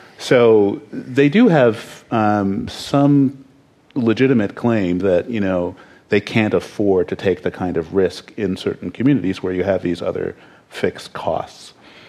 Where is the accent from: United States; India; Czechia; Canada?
Canada; I'm Canadian, so don't ask me.